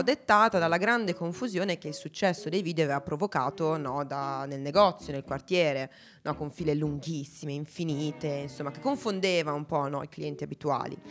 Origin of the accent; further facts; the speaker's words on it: Italy; noi siamo italiani